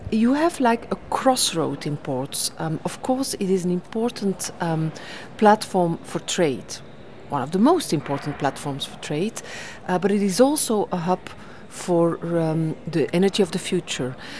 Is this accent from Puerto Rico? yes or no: no; Belgium; in my home country, Belgium.